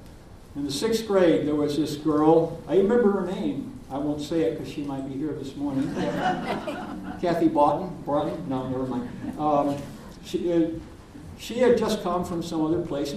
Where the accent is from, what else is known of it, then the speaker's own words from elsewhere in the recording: Deep South, United States; I'm from the Deep South